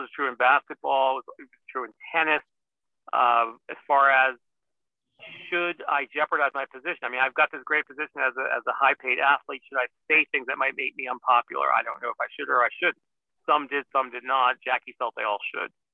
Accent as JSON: {"language": "English", "region": "New England", "country": "United States", "said": "I'm from New England, so I'm a Red Sox fan"}